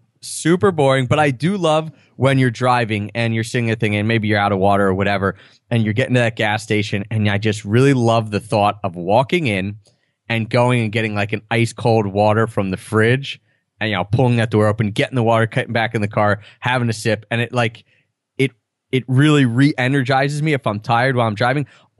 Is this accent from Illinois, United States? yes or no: no; Pennsylvania, United States; it's just that I'm in my home state. Even though I don't know that area that well, like Chambersburg area, I've probably been through there like three times.